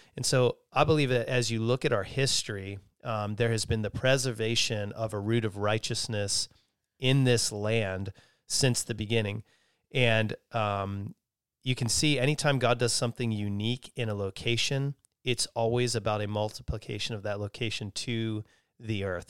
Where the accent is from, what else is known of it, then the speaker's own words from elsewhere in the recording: Lancaster, Pennsylvania, United States; I grew up in Lancaster, which is known for being really works, uh, oriented.